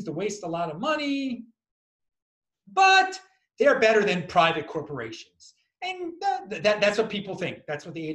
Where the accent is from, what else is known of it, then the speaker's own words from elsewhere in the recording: Baltimore, Maryland, United States; I'm from Baltimore originally